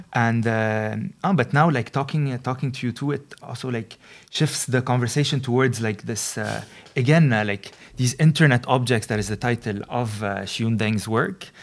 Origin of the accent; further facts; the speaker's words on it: Lebanon; moved away as an adult; now in Netherlands; I come from Lebanon